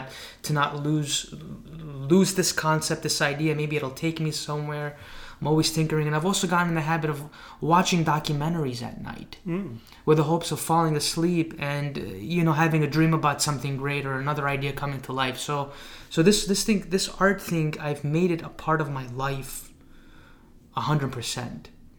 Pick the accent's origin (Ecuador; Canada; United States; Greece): Greece; moved away; when I was growing up in Greece